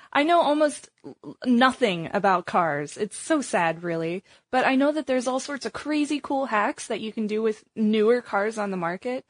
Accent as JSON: {"language": "English", "region": "Missouri", "country": "United States", "tie": "born or raised there", "moved": "yes", "lives_now": "Bay Area, United States", "said": "I grew up in Missouri"}